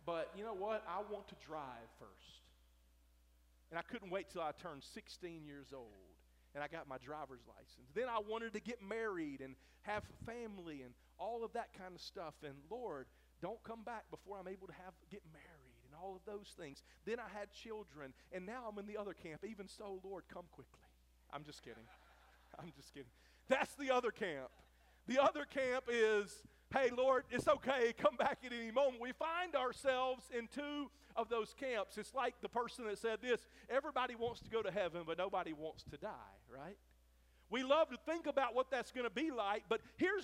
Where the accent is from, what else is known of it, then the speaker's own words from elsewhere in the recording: Mississippi, United States; moved away; When I was a kid growing up in Mississippi